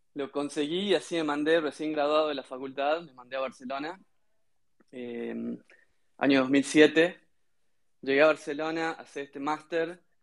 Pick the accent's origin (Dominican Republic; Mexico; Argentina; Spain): Argentina; Concepción, Tucumán; sí, soy de Tucumán. Dentro de Tucumán soy de una ciudad pequeña que se llama Concepción, al sur de Tucumán.